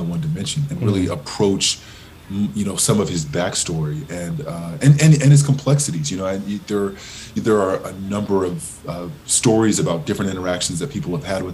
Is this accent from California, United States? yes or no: yes; Southern California, United States; I grew up in Southern California really enamored with the Lakers